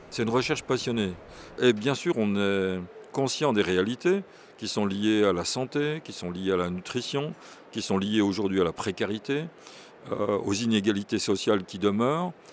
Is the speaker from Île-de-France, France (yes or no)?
no; Burgundy, Bourgogne-Franche-Comté, France; je viens de Bourgogne, je suis né en Bourgogne